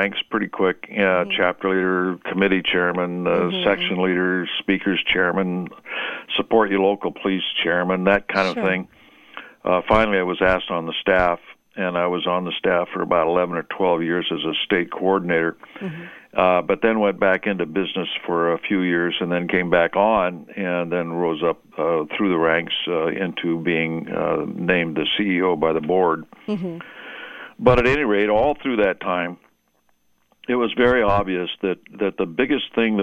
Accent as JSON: {"language": "English", "town": "Seattle", "region": "Washington", "country": "United States", "tie": "born or raised there", "said": "I was raised in Seattle"}